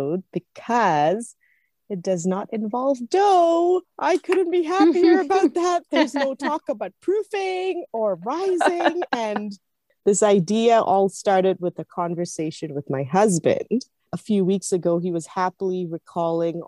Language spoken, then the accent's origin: English; Singapore; I grew up in Singapore